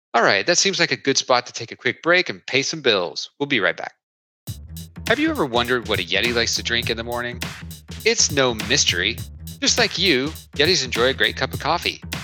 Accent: Oak Ridge, Tennessee, United States; I grew up in Oak Ridge, Tennessee

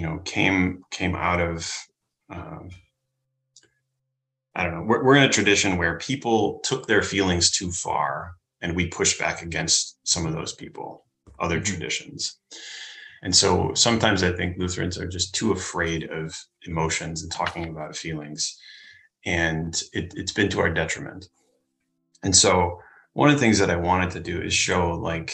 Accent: Minnesota, United States; I'm from Minnesota, so I know what the cold is

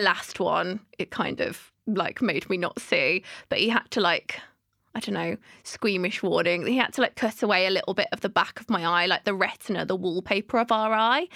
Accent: Birmingham, West Midlands, United Kingdom; now in London, United Kingdom; I'm originally from Birmingham

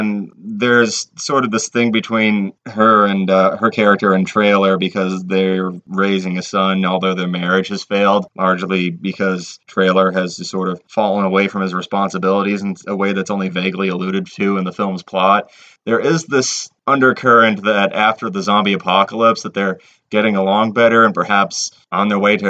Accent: United States

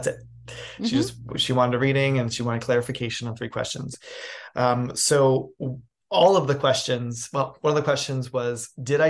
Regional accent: New York City, New York, United States; also born or lived in New England; now in Los Angeles, United States; I'm a New England born boy. I grew up in New York City, and then I became like an adult here in Los Angeles.

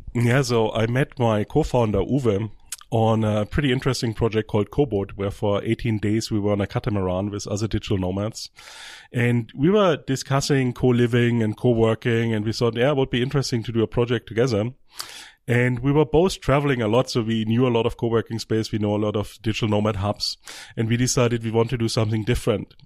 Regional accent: Germany; moved away; I'm from Germany

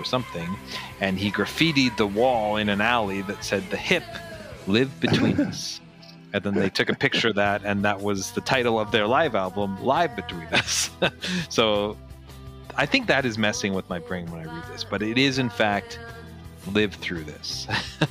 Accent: Canada; we grew up in Canada

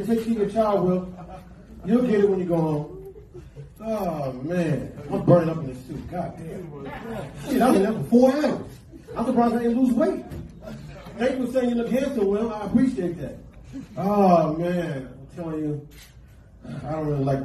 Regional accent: New York, United States; We're from New York

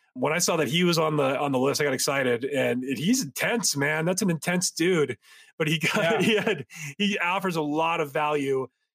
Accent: Novato, California, United States; I grew up in Novato, California

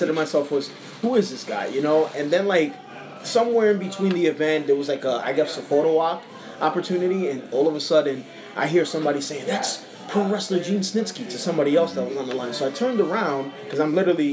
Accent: New York City, New York, United States; I'm from Brooklyn, New York

